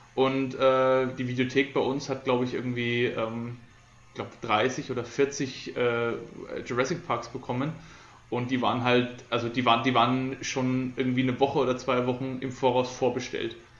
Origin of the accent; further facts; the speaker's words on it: Coburg, Bavaria, Germany; bei uns in Coburg